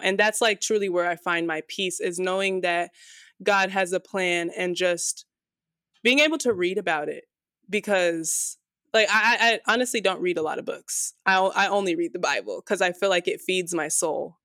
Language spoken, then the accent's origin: English; Las Vegas, Nevada, United States; This is my home, and I will, like, probably always have roots here in Vegas, but there's just something about growing up in Vegas